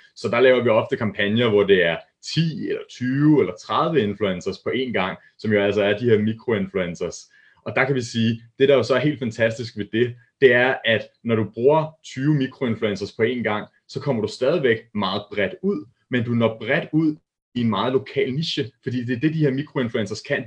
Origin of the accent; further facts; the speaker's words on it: Hillerød, Capital Region of Denmark, Denmark; der arbejdede jeg op i Hillerød, hvor jeg kommer fra, der er jeg født og opvokset